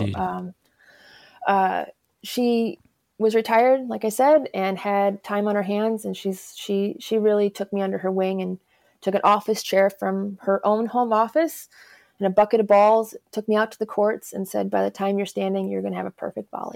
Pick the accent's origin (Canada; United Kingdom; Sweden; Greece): Canada; Alberta; also born or lived in Chicago area, Illinois, United States; now in Missoula, United States; originally, I'm actually a Canadian. I'm from Alberta, okay. so um, I went to high school in the Chicago area